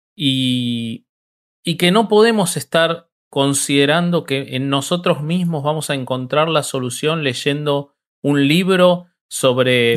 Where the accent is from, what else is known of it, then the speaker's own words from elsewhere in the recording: Argentina; yo amo mi país